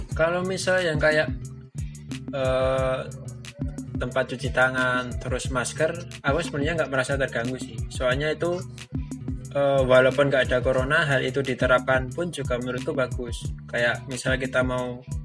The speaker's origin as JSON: {"language": "Indonesian", "town": "Bantul", "region": "Special Region of Yogyakarta", "country": "Indonesia", "tie": "born or raised there", "said": "aku asli Jogja, aku asli Bantul"}